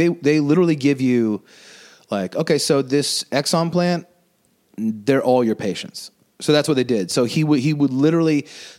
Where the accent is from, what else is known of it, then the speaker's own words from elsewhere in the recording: Winnipeg, Manitoba, Canada; I was born in Winnipeg.